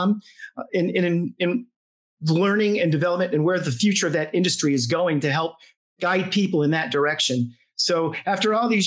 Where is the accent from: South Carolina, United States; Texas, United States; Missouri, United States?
South Carolina, United States; Charleston; I'm from Charleston, South Carolina